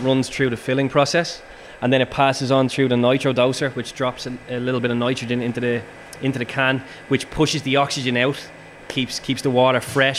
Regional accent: Ireland; And then again, as you said, the fact we're Irish just adds that lovely little kind of advantage for us.

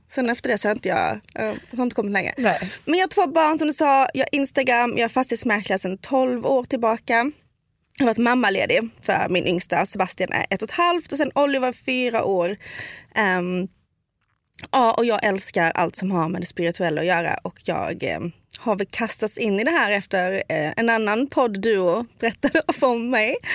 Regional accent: Skåne, Sweden; accent: Scanian (skånska); jag kommer verkligen sticka ut för jag pratar skånska.

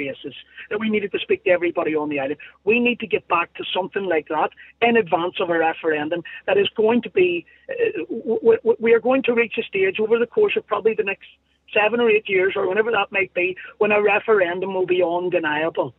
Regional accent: Northern Ireland, United Kingdom; I'm Irish. I'm an Irish person, an Irish citizen, and I live in the north and I'm ruled from London

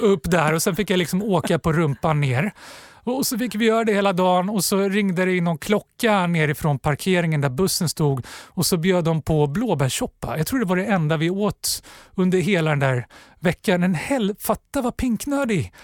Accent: Stockholm, Stockholm County, Sweden; born or raised there

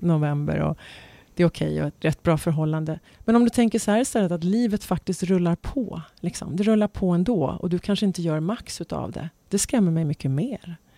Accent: Stockholm, Stockholm County, Sweden; also born or lived in Dubai, United Arab Emirates; jag hade ju växt upp med själva … där hemma på Enskede.

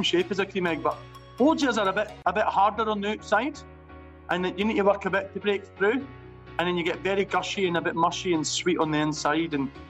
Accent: Edinburgh, Scotland, United Kingdom; I come from Pilton Muirhouse in Edinburgh, and there's no often always a lot of opportunities there.

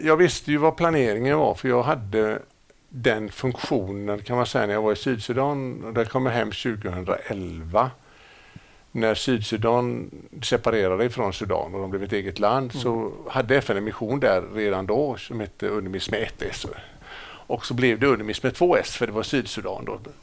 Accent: Gothenburg, Västra Götaland, Sweden; also born or lived in Stockholm; jag är uppväxt i Gamlestan.

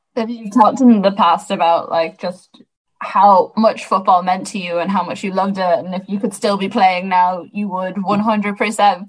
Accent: Sligo, Connacht, Ireland; I'm from Sligo

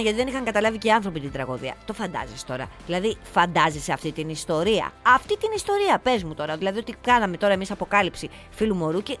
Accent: Arta, Epirus, Greece; στα μέρη μου, που στην Άρτα

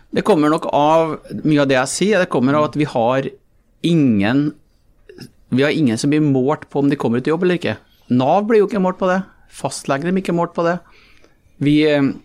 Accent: Malm, Trøndelag, Norway; jeg vokste opp eh, i Malm

